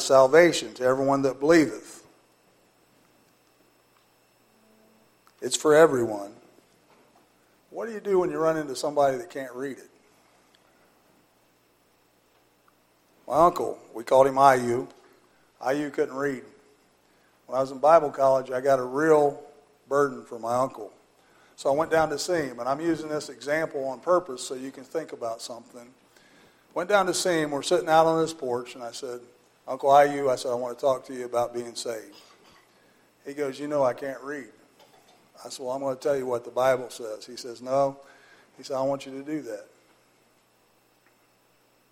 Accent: Butlerville, United States; I grew up in Butlerville. We went to First Baptist Church at Rochester

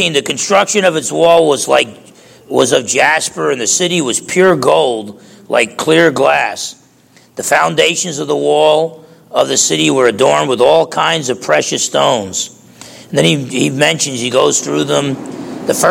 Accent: United States; being American

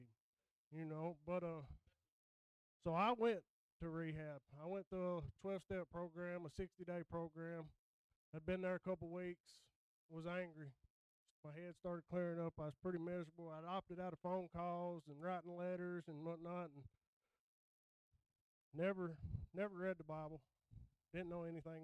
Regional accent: United States; I was born and raised around Suwannee

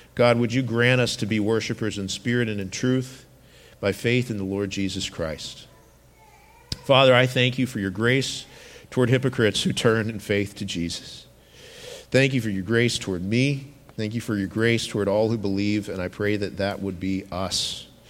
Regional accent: United States; our way of thinking in America

